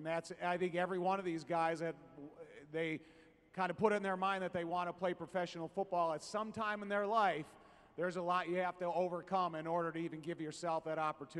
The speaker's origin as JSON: {"language": "English", "town": "Chicago", "region": "Illinois", "country": "United States", "tie": "born or raised there", "said": "I grew up in the Chicagoland area."}